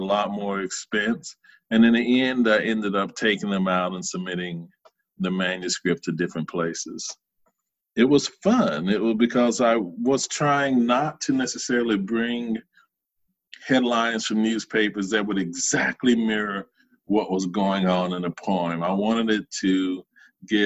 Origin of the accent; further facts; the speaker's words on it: Charlotte, North Carolina, United States; moved away; I grew up in Charlotte, North Carolina, in a somewhat poor section